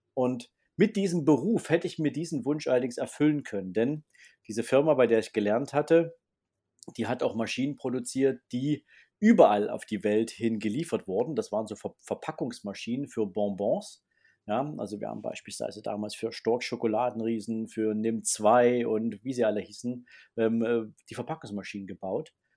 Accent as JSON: {"language": "German", "town": "Dresden", "region": "Saxony", "country": "Germany", "tie": "born or raised there", "said": "bin gebürtiger Sachse, gebürtiger Dresdner"}